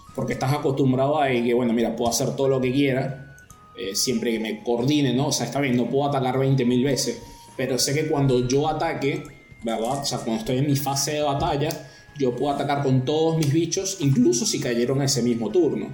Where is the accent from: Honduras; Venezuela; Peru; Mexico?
Venezuela; moved away as an adult; now in La Plata, Argentina